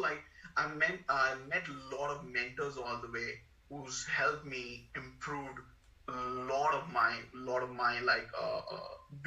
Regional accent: India; moved away as an adult; also born or lived in Mumbai / Wollongong / Sydney / Perth; now in Australia; I moved from India to Australia

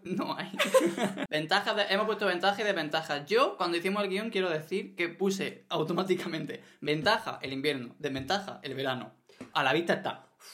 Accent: Maracena, Andalusia, Spain; yo soy maracenero de pura cepa

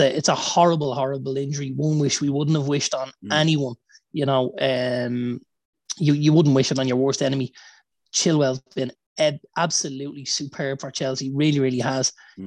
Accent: Ireland; as Irish fans

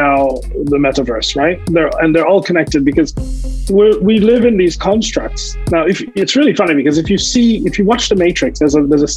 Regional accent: New York, United States; also born or lived in Caribbean; I moved from the Caribbean to the United States, to New York, where I grew up

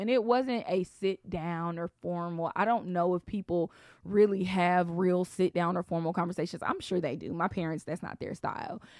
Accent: Atlanta, Georgia, United States; I'm from Atlanta

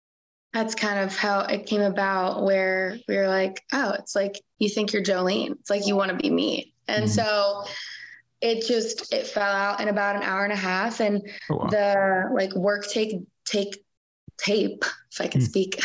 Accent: West Palm Beach, Florida, United States; moved away as an adult; now in Nashville, United States; I'm from South Florida, West Palm Beach.

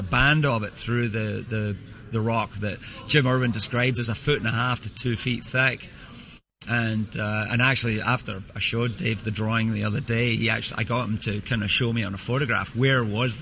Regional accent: Scotland, United Kingdom; I grew up in Scotland.

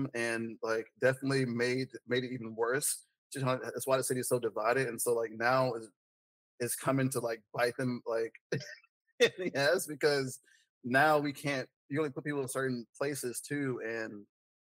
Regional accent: Decatur, Georgia, United States; also born or lived in Atlanta; I was born in Atlanta. I was raised in Decatur.

